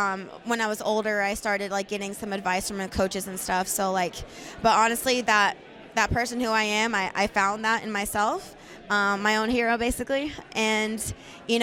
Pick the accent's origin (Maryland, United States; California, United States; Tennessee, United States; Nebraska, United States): Tennessee, United States; I'm from Tennessee.